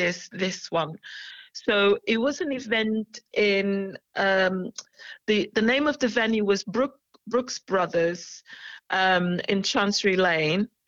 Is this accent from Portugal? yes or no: yes; Portugal; now in United Kingdom; I'm Portuguese, you see. I'm a Portuguese national. I'm a British national as well, but I'm a Portuguese national.